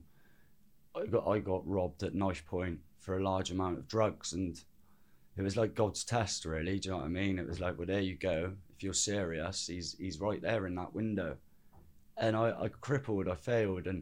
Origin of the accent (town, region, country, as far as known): Birmingham, West Midlands, United Kingdom; born or raised there; also born or lived in Cwm, South Wales